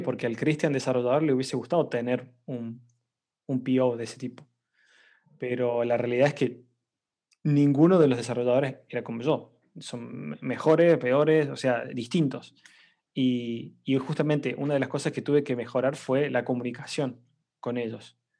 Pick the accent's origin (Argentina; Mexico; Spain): Argentina; Córdoba; soy argentino eh, y bueno, estoy trabajando actualmente como Product Manager en una compañía llamada FreeNow. Em, no soy eh, de Buenos Aires, muchos argentinos son de Buenos Aires, no, yo soy de Córdoba